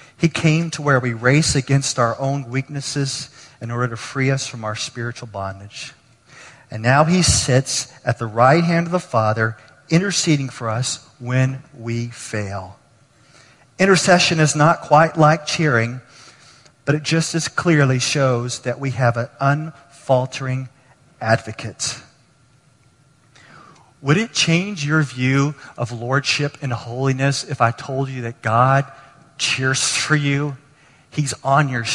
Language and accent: English; Texas, United States; I grew up in Texas